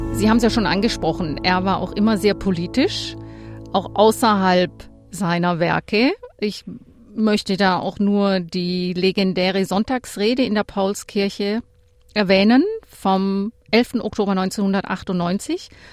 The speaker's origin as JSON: {"language": "German", "area": "Lake Constance", "region": "Baden-Württemberg", "country": "Germany", "said": "ich komme auch vom Bodensee."}